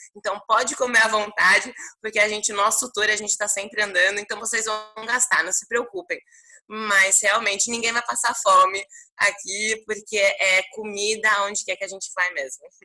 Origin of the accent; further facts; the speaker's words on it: Brazil; moved away as an adult; now in Lebanon; Eu nasci aqui no Líbano, e fui para o Brasil quando eu tinha apenas um ano